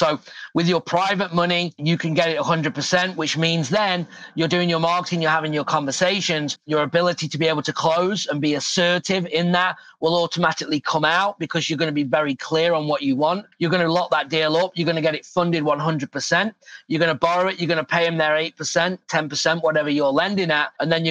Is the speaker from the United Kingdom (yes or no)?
yes; England, United Kingdom; now in Phoenix, United States; I'm from England